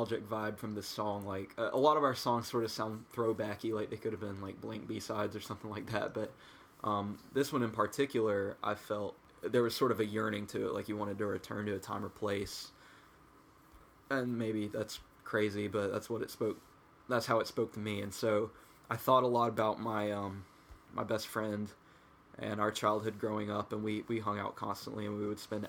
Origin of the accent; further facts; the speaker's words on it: Blacksburg, United States; growing up in Blacksburg